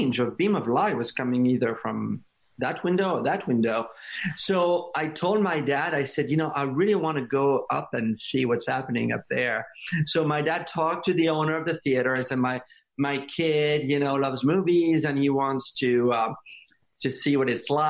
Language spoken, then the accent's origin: English; France; English is a second language; moved away as an adult; now in United States; I grew up in France